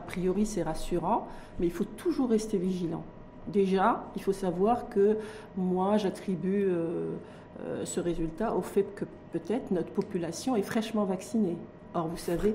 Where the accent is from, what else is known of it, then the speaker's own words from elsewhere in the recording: Morocco; chez nous au Maroc